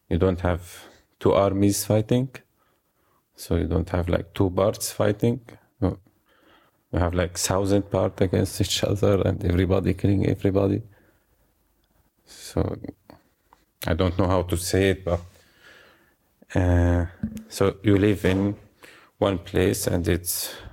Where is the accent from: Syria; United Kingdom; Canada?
Syria; English is a second language; now in Germany; We we came together, so we come from Syria to Germany together.